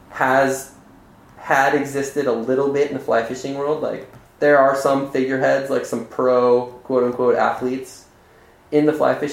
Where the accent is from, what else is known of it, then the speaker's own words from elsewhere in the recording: Arizona, United States; Like growing up in Arizona, like Arizona, like I couldn't have dreamt of a better place to grow up for that instance.